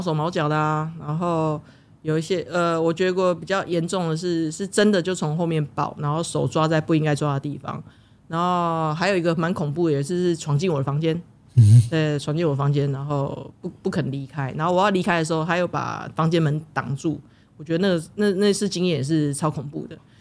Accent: Taiwan; 身为台湾人，我希望这是我保护台湾的方式，我为台湾做事的方式

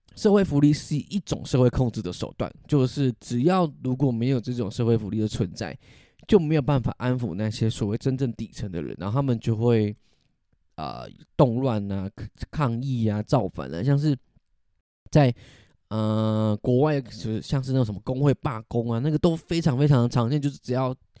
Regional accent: Taiwan; 我会称自己是台湾人，但只要我去了台湾以外的地方，地方，大家看到我会以为我是中国人

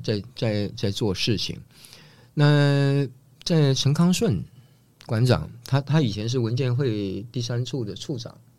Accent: Taiwan; also born or lived in Northeast China; 我是东北人。嗯。那我，我们家到了台湾以后，这个变成台湾人。嗯。可是生活上，就是我白天去学校的时候，我跟同学在一起，我是台湾人。嗯。回家，我就变成东北人。嗯。所以，呃，我们在家里面，我们主食是面食

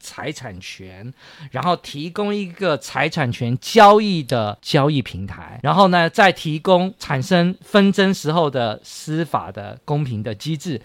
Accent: Taiwan; 我们台湾人

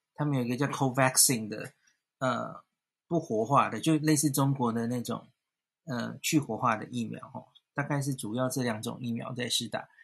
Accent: Taiwan; 我们台湾人蛮多都是，就是家庭，就是多代同堂是居住在一起的

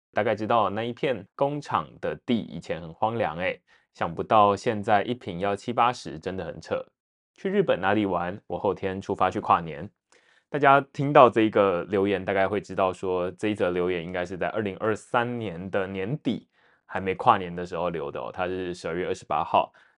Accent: Taipei, Taiwan; 身为台北人

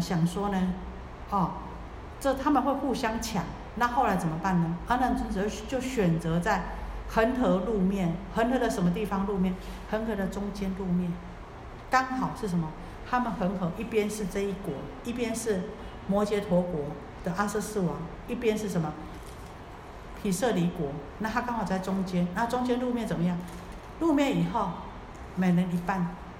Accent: Taiwan

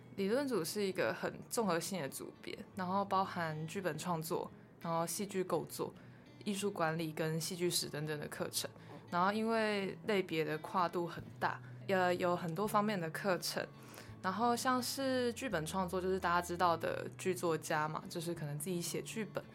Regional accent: Kaohsiung, Taiwan; 我是土生土长的高雄人

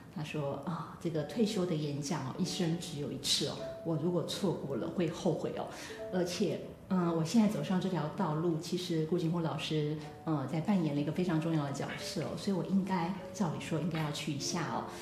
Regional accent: Taiwan; moved away as an adult; also born or lived in Tokyo, Japan; 我是来自台湾的，呃，留学生

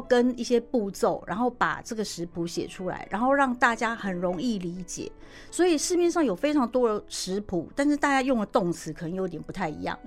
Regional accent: Taiwan; 我们台湾人可能吃冷便当觉得不习惯

